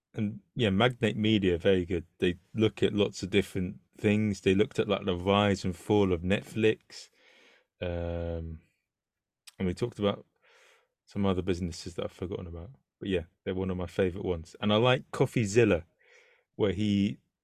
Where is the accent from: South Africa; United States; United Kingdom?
United Kingdom; London; as a Londoner